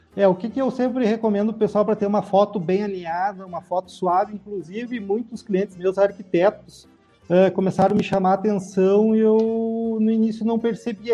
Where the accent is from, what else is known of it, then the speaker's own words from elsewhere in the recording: Passo Fundo, Rio Grande do Sul, Brazil; also born or lived in Porto Alegre; eu sou natural de Passo Fundo, né? Fui morar em Porto Alegre em noventa e oito e retornei final de dois mil e quinze pra Passo Fundo